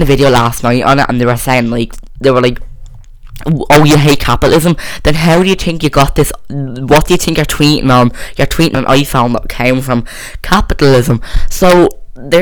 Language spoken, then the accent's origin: English; Ireland; I'm not English, so I don't really have a say. I'm Irish